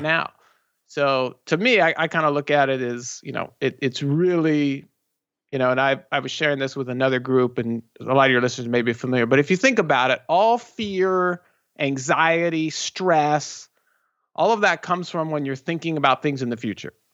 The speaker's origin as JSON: {"language": "English", "region": "Southern California", "country": "United States", "tie": "born or raised there", "said": "We're both born and raised here in Southern California."}